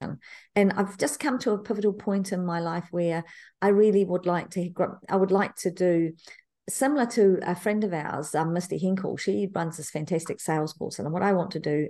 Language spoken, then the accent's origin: English; New Zealand; I was born in New Zealand, Te Kapuna, New Zealand, not far from Moanga Pupuki